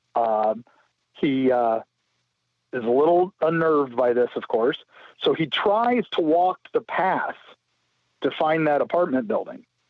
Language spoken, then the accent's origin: English; St. Petersburg, Florida, United States; St. Petersburg, my hometown